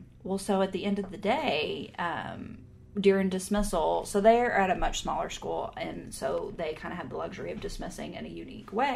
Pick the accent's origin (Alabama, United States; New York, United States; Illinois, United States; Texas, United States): Texas, United States; we're from Texas.